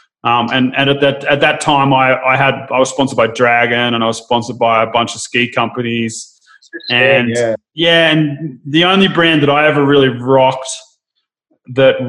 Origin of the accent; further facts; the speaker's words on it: Sydney, New South Wales, Australia; I grew up more in the kind of, I'm from Narrabeen in Sydney